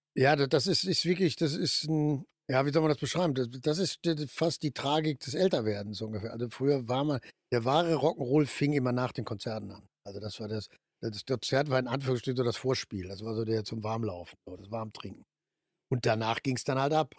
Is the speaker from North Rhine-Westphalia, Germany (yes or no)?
yes; Ruhr area, North Rhine-Westphalia, Germany; Komme ich nur noch aus dem Ruhrgebiet, also wir im Ruhrgebiet